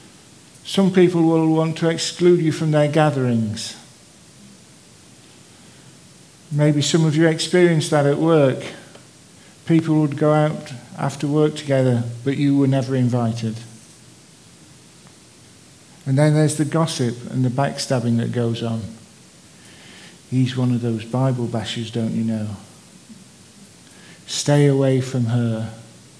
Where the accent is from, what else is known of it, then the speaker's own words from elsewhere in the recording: Sheffield, Yorkshire and the Humber, United Kingdom; my hometown of Sheffield